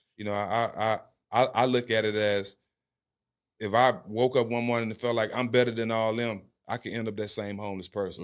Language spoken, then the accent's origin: English; Port Arthur, Texas, United States; also born or lived in Houston, Texas; I grew up on the West Side of Port Arthur, uh, same hometown as … and …